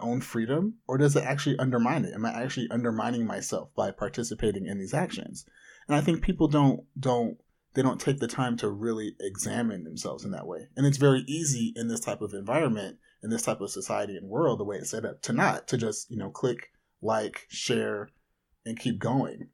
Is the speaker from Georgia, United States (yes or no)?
no; Anaheim, California, United States; I grew up in Orange County